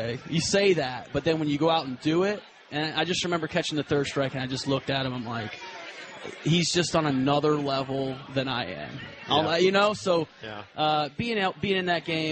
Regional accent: Atlanta, Georgia, United States; I grew up in Atlanta.

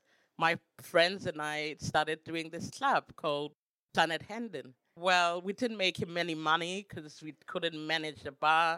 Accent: Soweto, Gauteng, South Africa; now in Berlin, Germany; I grew up in Soweto

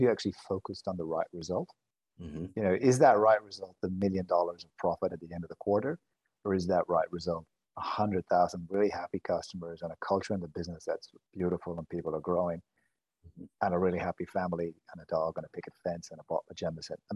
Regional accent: Ireland; moved away; I'm Irish.

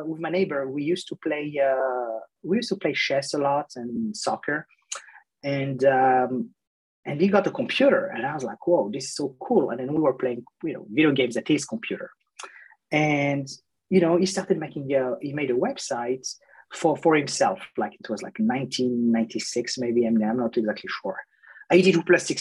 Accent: France; moved away; I grew up in France, in 1982

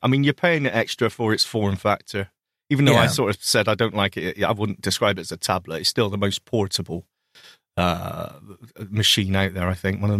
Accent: United Kingdom; I'm British.

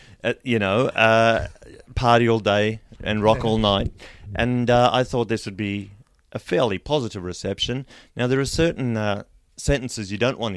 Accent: South Africa; moved away; also born or lived in Australia; growing up in South Africa and then traveling around the country

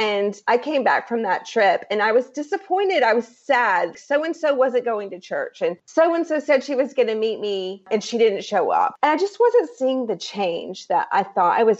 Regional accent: Myrtle Beach, South Carolina, United States; moved away as an adult; now in Raleigh, United States; I grew up in Myrtle Beach

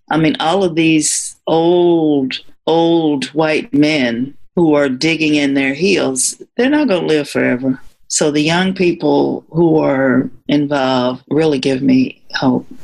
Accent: Indianapolis, Indiana, United States; moved away as an adult; also born or lived in Michigan; I moved from my hometown of Indianapolis to another state for a job

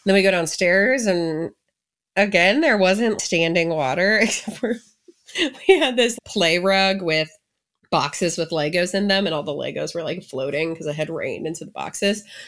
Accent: St. Louis, Missouri, United States; moved away; I grew up in the Saint Louis area.

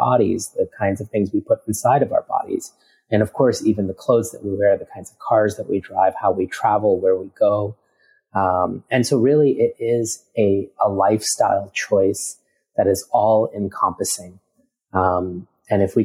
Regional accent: New York City, New York, United States; also born or lived in India; now in Singapore; My parents, my brother, and I immigrated to America when I was just 4 years old and spent most of my time growing up in New York City

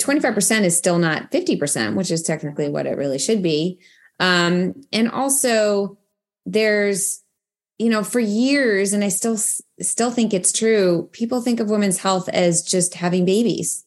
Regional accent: Boston, Massachusetts, United States; moved away as an adult; also born or lived in London / Ohio; now in Washington, D.C., United States; I'm from Boston originally.

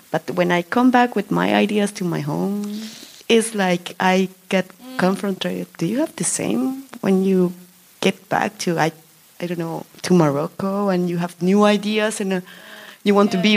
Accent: Bolivia; moved away as an adult; now in Belgium; I come from Bolivia. I'm 32. I live in Belgium since uh, I'm 24

